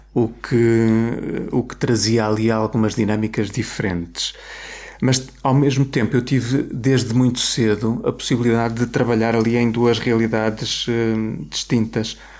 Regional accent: Coimbra, Centro, Portugal; also born or lived in Lisbon; sou de Coimbra e queria, queria regressar a Coimbra

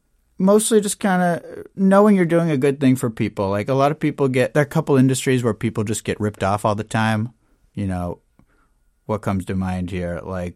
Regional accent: Janesville, Wisconsin, United States; now in Wisconsin Dells, United States; Well, I was originally from Janesville. And then after high school, I got married to my high school sweetheart and we moved up to Wisconsin Dells.

